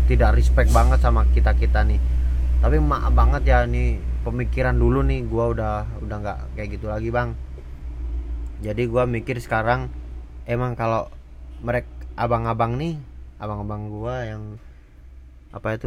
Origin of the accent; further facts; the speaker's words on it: Java, Indonesia; bukannya gua melupakan tradisi Jawa sebagai orang Jawa gua itu orang Jawa jujur aja